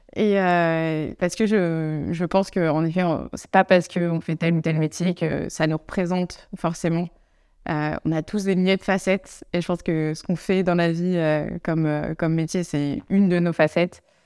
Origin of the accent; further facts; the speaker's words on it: Savoie, near Chambéry, Auvergne-Rhône-Alpes, France; moved away as an adult; also born or lived in Annecy / Grenoble; now in Amsterdam, Netherlands; en France, je viens de Savoie, euh, donc à côté de, Chambéry, dans les montagnes